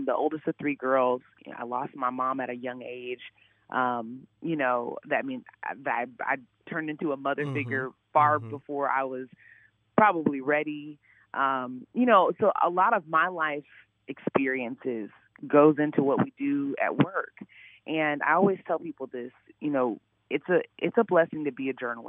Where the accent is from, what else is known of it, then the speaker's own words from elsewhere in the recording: Chicago, Illinois, United States; moved away as an adult; also born or lived in Columbia, Missouri; now in Indianapolis, United States; I'm from the Chicago area.